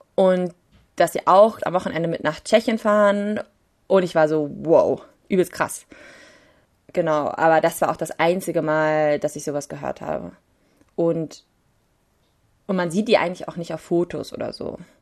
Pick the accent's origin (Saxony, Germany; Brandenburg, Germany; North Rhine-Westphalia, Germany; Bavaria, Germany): Saxony, Germany; Leipzig; als Leipziger wissen wir